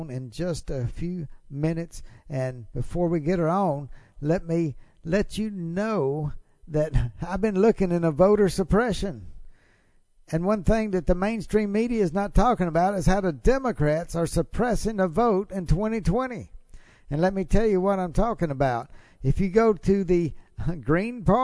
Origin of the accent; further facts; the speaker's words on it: Mississippi, United States; from the 4-H club to growing up in Mississippi and going to school in Mississippi